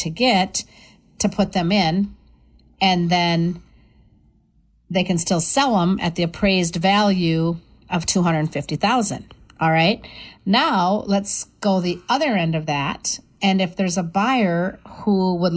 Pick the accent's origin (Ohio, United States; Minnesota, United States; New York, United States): Minnesota, United States; Wabasha; I'm the chair of the housing committee over in Wabasha, my hometown.